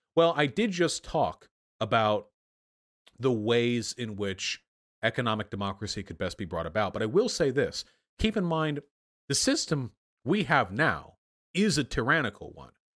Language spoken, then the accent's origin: English; United States; I was just born here